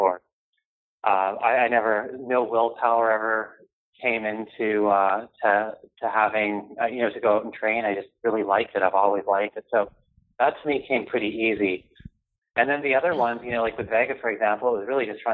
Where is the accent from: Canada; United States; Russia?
Canada; I grew up in Canada